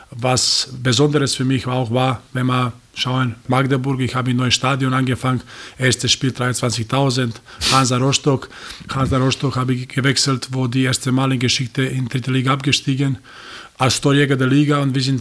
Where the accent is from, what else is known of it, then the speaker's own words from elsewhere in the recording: Serbia; German is a second language; Ich habe damals dann nach einem Jahr in Rapid äh, zurück in meine Heimat äh, gekommen